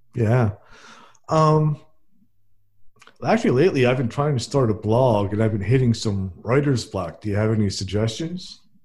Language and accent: English; New Jersey, United States; now in Fairhope, United States; I'm from New Jersey and I live in Fairhope, Alabama